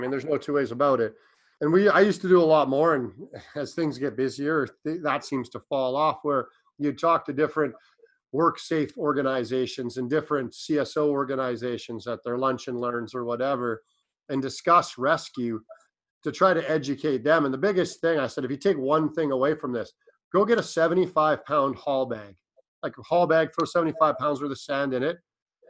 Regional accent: Ontario, Canada; now in British Columbia, Canada; I work in BC. I'm up from Ontario.

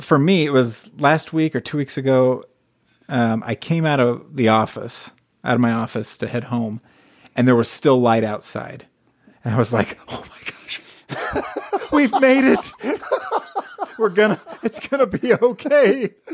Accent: United States; also born or lived in Hawaii / Las Vegas, Nevada; now in Utah, United States; I grew up in, in Southern California and Hawaii

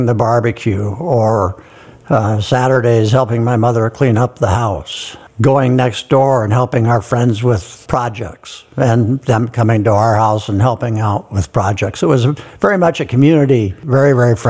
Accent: Eugene, Oregon, United States; moved away as an adult; now in Sun Valley, United States; I was born in Eugene, Oregon in 1950

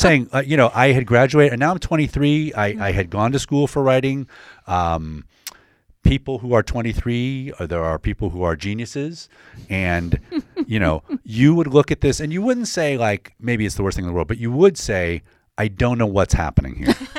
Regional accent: DeWitt, New York, United States; I grew up in, uh, Syracuse, a suburb of Syracuse, DeWitt, New York.

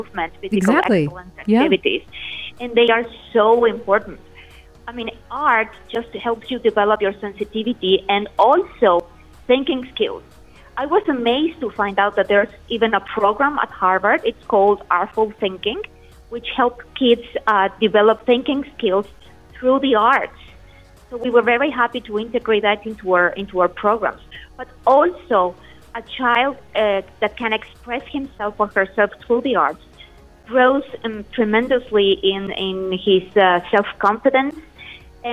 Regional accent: Aguascalientes, Mexico; my native Mexico, in Aguascalientes, the city where I come from

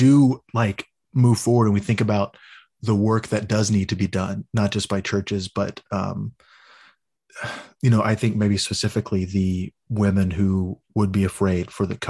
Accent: Texas, United States; I grew up in Little Alito, Texas, which you would think would be like one of the most conservative places

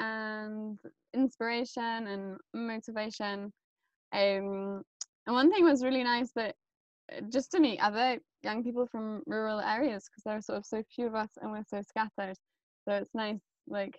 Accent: Southeast Scotland, United Kingdom; I'm from Southeast Scotland

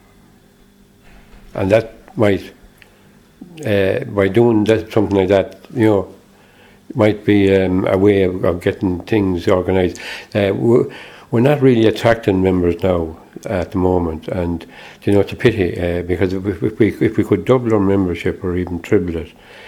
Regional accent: Roscommon, Connacht, Ireland; moved away as an adult; also born or lived in Dublin; Growing up in Roscommon, I was so far away from Shamrock Rovers, I didn't get to see them until I came to work in Dublin in 1969.

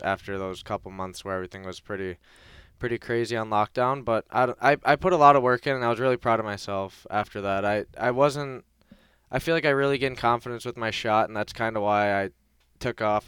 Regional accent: Detroit, Michigan, United States; moved away; I got to play in my, my hometown for one of the preseason games in Detroit

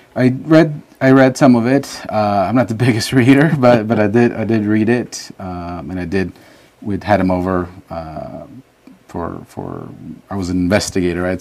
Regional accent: Los Angeles, California, United States; also born or lived in San Salvador, El Salvador; we just kind of made California, Los Angeles area our home

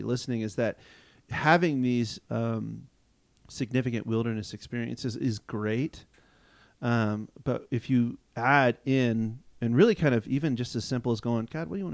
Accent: Loudoun County, Virginia, United States; growing up in Loudoun County, Virginia

